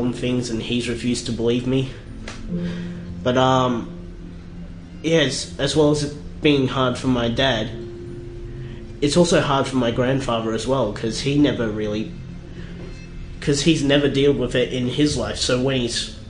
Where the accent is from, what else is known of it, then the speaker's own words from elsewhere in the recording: Australia; also born or lived in South Korea; I wasn't born in Australia. I was born in South Korea, so I was adopted